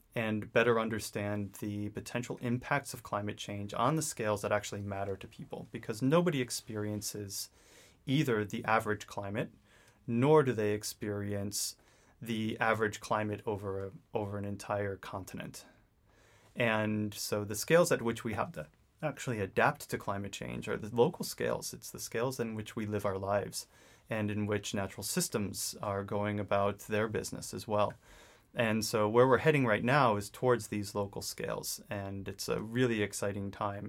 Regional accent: New England, United States; I grew up in New England, um, in very much an outdoors-oriented family

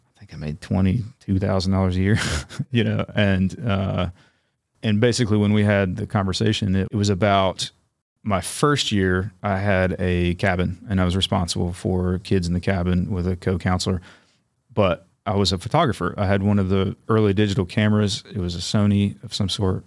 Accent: Raleigh, North Carolina, United States; also born or lived in Huntsville, Alabama; now in Chattanooga, United States; I mostly grew up in Raleigh

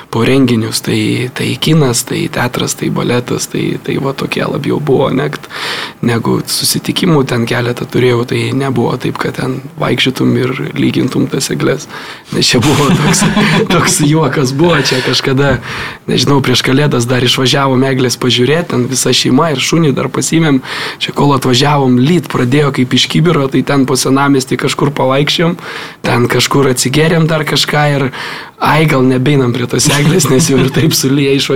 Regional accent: Lithuania; kaip tikras lietuvis

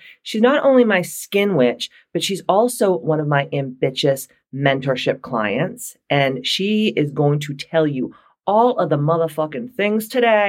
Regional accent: Taunton, Massachusetts, United States; You know I'm from Taunton.

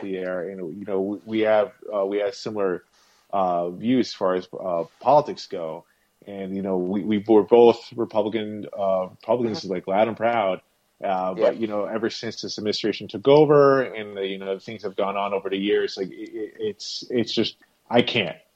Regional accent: West Islip, New York, United States; I grew up West Islip my whole life, pretty much

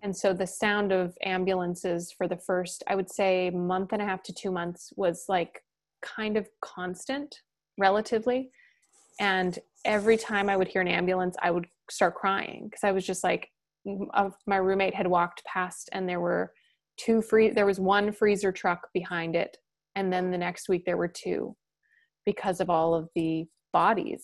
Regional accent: Blackfeet Reservation, Montana, United States; I grew up on the Blackfoot Reservation in Montana

